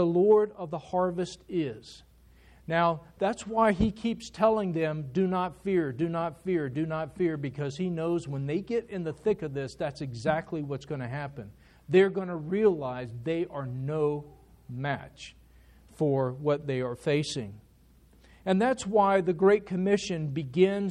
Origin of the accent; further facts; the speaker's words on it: United States; As Americans